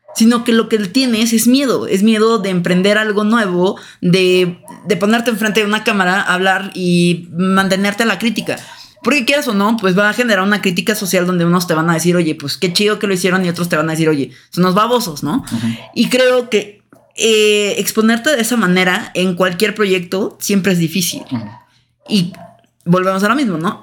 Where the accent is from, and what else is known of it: Mexico